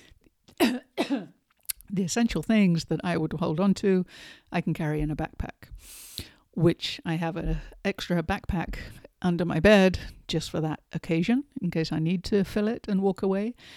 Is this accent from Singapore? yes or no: no; England, United Kingdom; moved away; I grew up in England, as you might be able to tell by my accent.